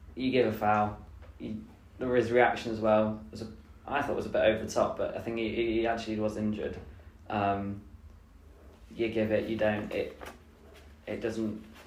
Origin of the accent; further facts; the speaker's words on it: Leicester, East Midlands, United Kingdom; I'm from Leicester.